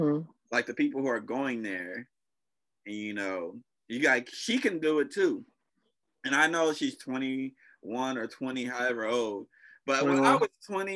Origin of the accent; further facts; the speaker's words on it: United States; I'm American, but I'm Black